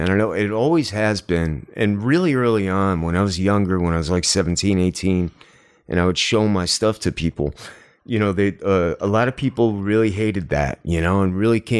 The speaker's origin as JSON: {"language": "English", "region": "New York", "country": "United States", "tie": "born or raised there", "said": "like I grew up outside of Manhattan."}